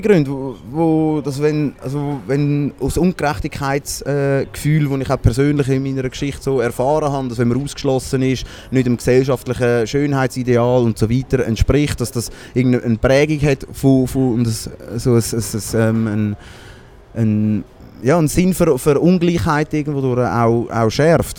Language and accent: German; Baden, Aargau, Switzerland; ich bin ursprünglich aus Baden